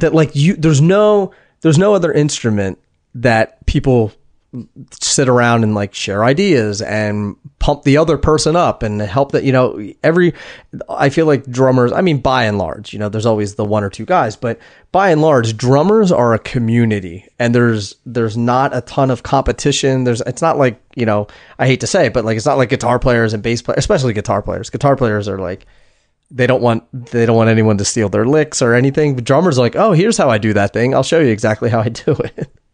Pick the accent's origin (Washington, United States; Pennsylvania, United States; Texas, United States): Pennsylvania, United States; Harrisburg; from my hometown